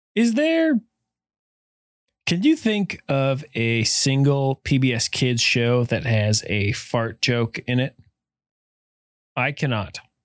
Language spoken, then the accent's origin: English; Helena, Montana, United States; growing up in Helena, it was all Montana P B S